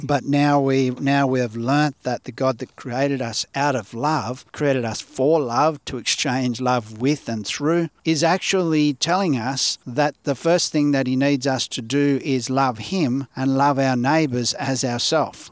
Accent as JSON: {"language": "English", "country": "Australia", "tie": "born or raised there", "said": "growing up in Australia where we grew up"}